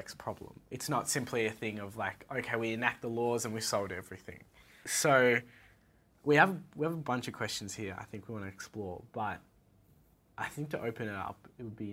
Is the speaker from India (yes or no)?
no; Australia; Coming from a country with like strict gun laws